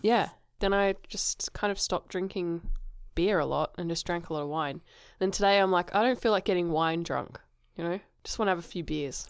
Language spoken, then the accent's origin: English; Australia; also born or lived in England; I said Australian